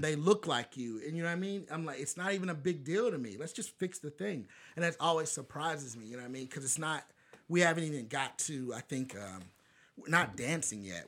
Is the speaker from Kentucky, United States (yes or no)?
yes; Bowling Green, Kentucky, United States; I'm black guy from Bowling Green, Kentucky